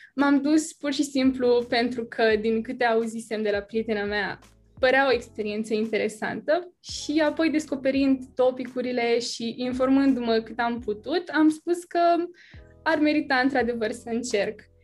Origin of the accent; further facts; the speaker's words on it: Bacău, Bacău County, Romania; sunt din Bacău și sunt în clasa a 12 acum